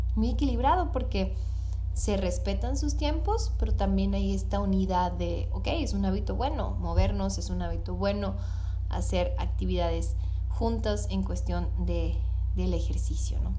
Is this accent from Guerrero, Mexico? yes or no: no; Hermosillo, Sonora, Mexico; acá en Hermosillo, de donde soy